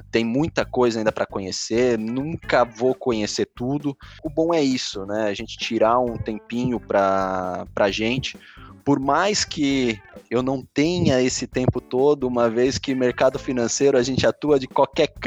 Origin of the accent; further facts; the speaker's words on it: São Paulo, Brazil; eu venho de São Paulo, né? Da época onde a gente tinha importadoras com vinhos franceses, italianos, bem baratos, né?